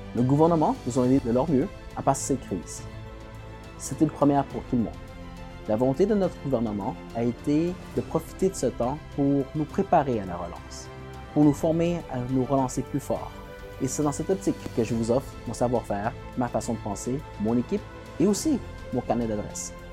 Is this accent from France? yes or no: no; Quebec, Canada; en tant que Québécois, on, doit se tenir